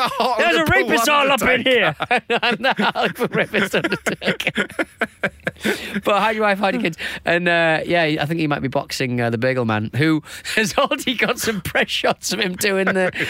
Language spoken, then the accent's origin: English; Hartlepool, North East England, United Kingdom; my hometown